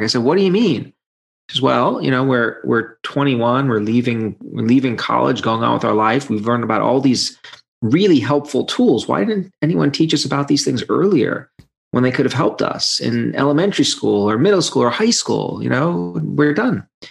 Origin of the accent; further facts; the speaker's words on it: New York City, New York, United States; moved away as an adult; now in Michigan, United States; I grew up in Brooklyn and spent all my life on the East Coast and then moved to Michigan about 15 years ago and have been here ever since